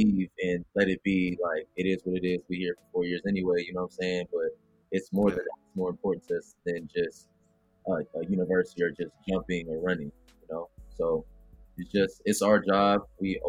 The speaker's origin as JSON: {"language": "English", "town": "Los Angeles", "region": "California", "country": "United States", "moved": "as an adult", "said": "I'm from Los Angeles, California."}